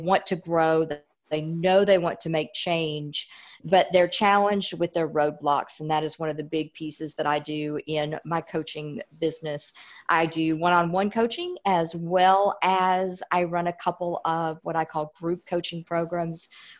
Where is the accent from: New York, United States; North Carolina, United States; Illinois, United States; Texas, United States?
Illinois, United States; born there; accent: Southern; now in Tennessee, United States; I live in Tennessee. So even though I was born in Illinois, I've got the whole Southern accent down really well.